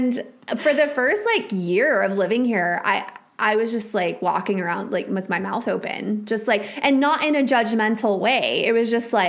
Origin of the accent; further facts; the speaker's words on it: Texas Panhandle, United States; moved away as an adult; also born or lived in Minnesota; I was raised in the Texas Panhandle, which is like the belt buckle of the Bible Belt.